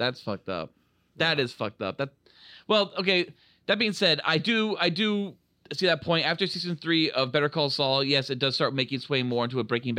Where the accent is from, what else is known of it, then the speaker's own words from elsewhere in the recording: California, United States; when I was growing up, like, I grew up in near Santa Cruz